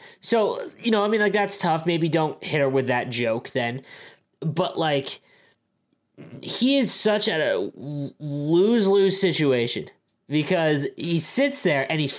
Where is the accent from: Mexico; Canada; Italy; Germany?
Canada; as a Canadian